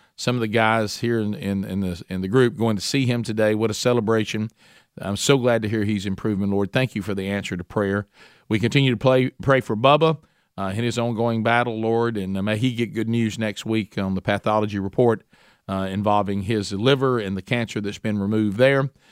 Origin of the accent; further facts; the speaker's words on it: Oxford, Alabama, United States; my hometown of Oxford, Alabama